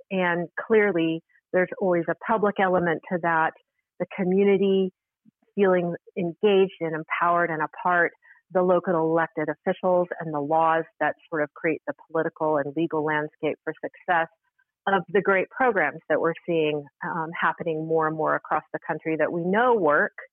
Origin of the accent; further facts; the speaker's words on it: Salt Lake City, Utah, United States; I was working as a waitress in a local restaurant where I grew up in Salt Lake City, Utah